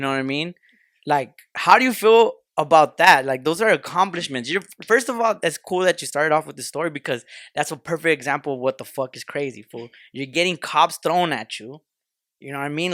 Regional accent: Los Angeles, California, United States; we're Southeast L

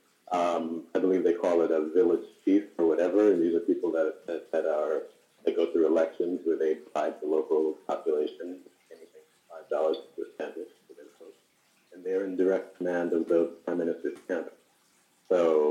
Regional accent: New York City, New York, United States; moved away as an adult; now in Cambodia; in my home, New York City

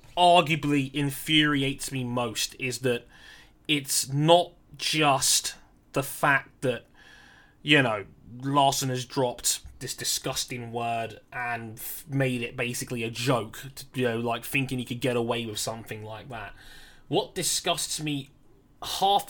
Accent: United Kingdom; as a British born of Jamaican heritage

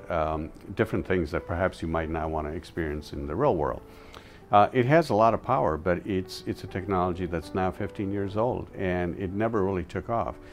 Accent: India; as I mentioned, I came from India where there was a lot of person-to-person interaction.

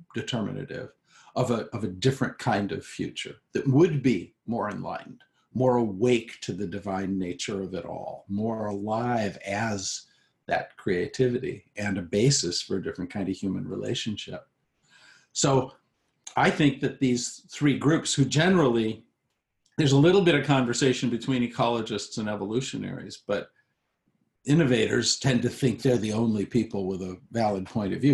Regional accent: United States; I'm an American

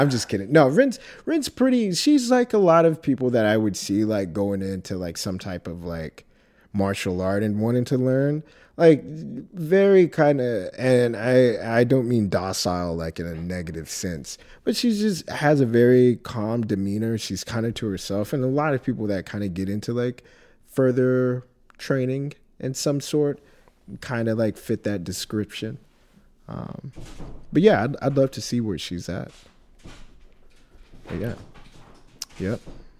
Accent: Texas, United States; I grew up in Texas all my life

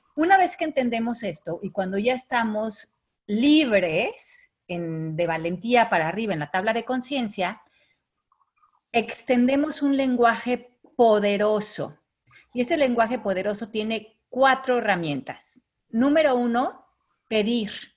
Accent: Mexico; los que somos de México

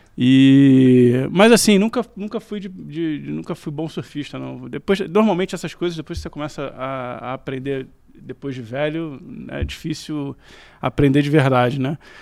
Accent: Rio de Janeiro, Brazil; Eu sou carioca da Tijuca

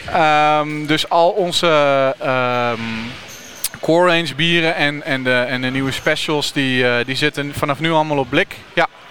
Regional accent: Utrecht, Netherlands; Want ik kom zelf uit Utrecht

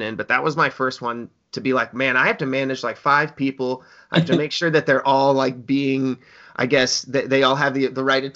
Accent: Springfield, Illinois, United States; moved away; I grew up around Springfield, Illinois

